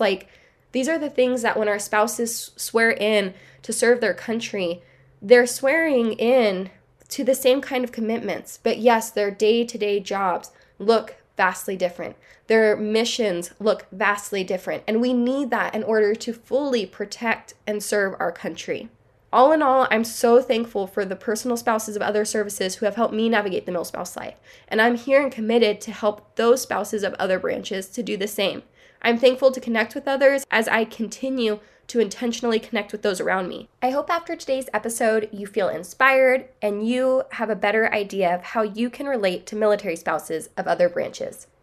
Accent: Southern California, United States; we are from Southern California

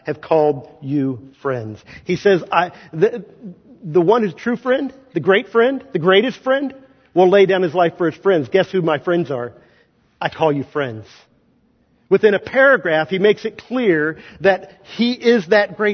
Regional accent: Kansas, United States; moved away; I'm not from Missouri. I'm from Kansas

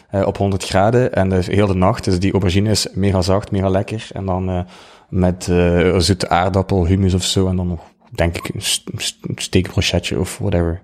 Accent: Ghent, Flanders, Belgium; accent: Ghent; now in West Flanders, Belgium; Ik, ik kom uit Gent, dat hoor je waarschijnlijk wel. Ik ben verhuisd naar West-Vlaanderen

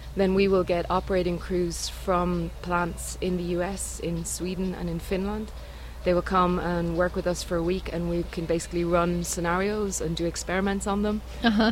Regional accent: Ireland; moved away as an adult; now in Norway; I'm from Ireland originally, but now living in Norway. I've been there for three years.

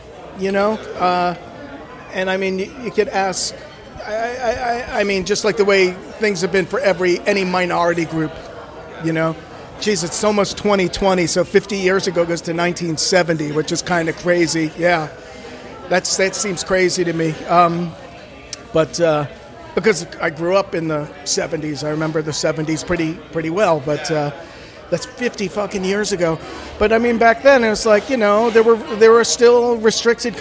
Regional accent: outside of Providence, Rhode Island, United States; moved away; I grew up outside of Providence, Rhode Island

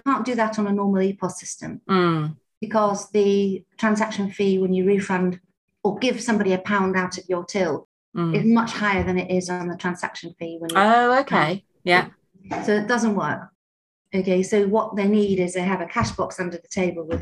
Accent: United Kingdom; we're quite British

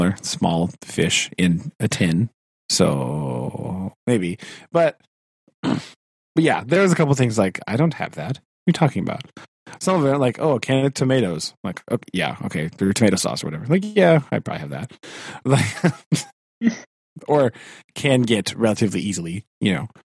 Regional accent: United States; as an American

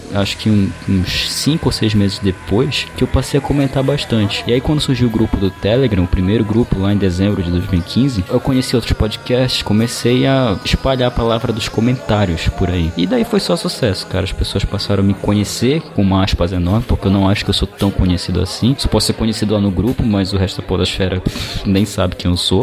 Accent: Belém, Pará, Brazil; sou de Belém do Pará

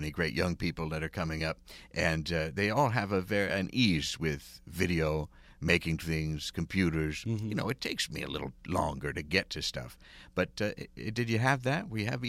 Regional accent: Pennsylvania, United States; I grew up in Pennsylvania, so I have a thing about New Jersey.

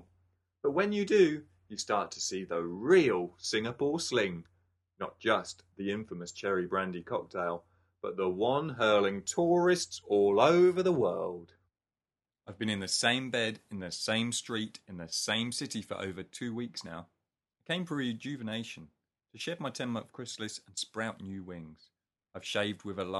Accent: England, United Kingdom; moved away; being an Englishman

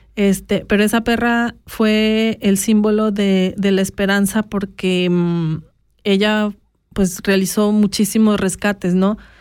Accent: Mexico; now in Switzerland; yo como mexicana

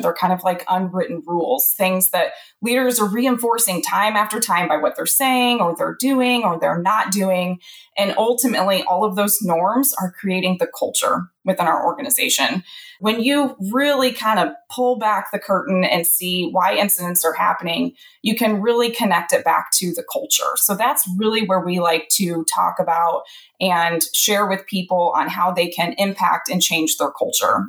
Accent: central Illinois, United States; also born or lived in Alabama; I'm in central Illinois, which is actually where I grew up

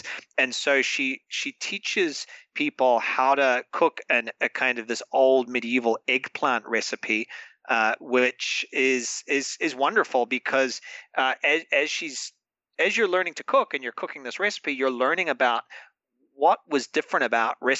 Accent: New Zealand; now in Madrid, Spain; as a New Zealander, as a Kiwi

